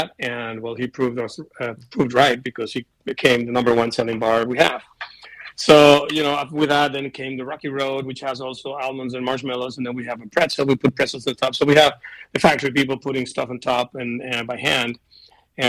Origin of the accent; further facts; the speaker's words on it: Venezuela; now in United States; I'm from Venezuela